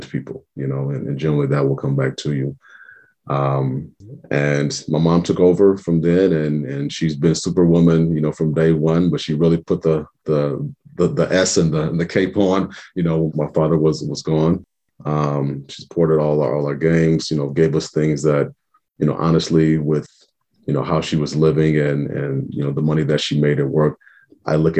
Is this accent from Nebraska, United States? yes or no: yes; Omaha, Nebraska, United States; I'm born and raised in Omaha. Lived in the Benson area pretty much my whole life